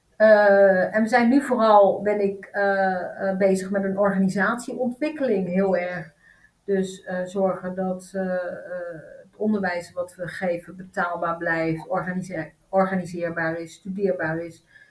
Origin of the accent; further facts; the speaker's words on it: Netherlands; also born or lived in Turkey; ik ben in Turkije geboren en ik ben hier in een achterstandsbuurt opgegroeid.